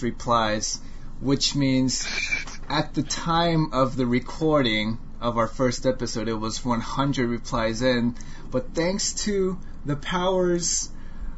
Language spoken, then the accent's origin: English; United States; accent: American; I have an accent. I have an American accent